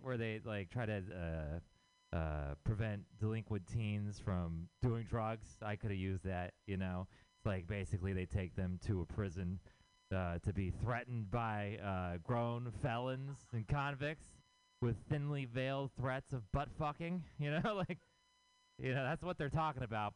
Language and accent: English; Houston, Texas, United States; moved away as an adult; now in San Francisco, United States; I am from Texas. I'm from Houston, Texas